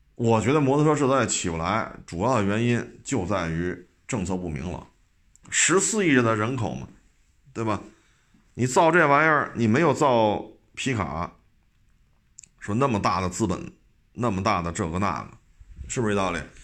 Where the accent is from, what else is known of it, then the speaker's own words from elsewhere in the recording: China; 咱们作为中国人